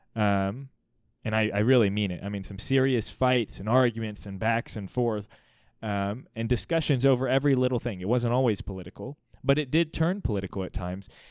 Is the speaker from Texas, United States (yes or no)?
no; Missouri, United States; born or raised there; also born or lived in Virginia Beach, Virginia